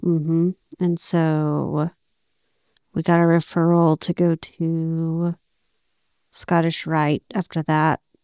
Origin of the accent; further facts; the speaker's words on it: Abilene, Texas, United States; moved away as an adult; I grew up in Abilene, Texas. We moved there when I was, uh, in first grade. So, basically, all my life in Abilene.